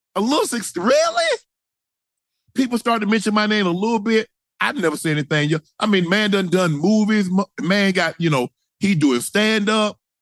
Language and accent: English; the rural South, United States; I was born in the South. I was born rural South